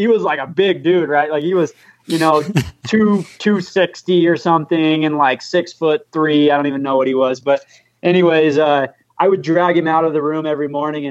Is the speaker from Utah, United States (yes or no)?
yes; St. George, Utah, United States; now in Cedar City, United States; I'm from St. George, Utah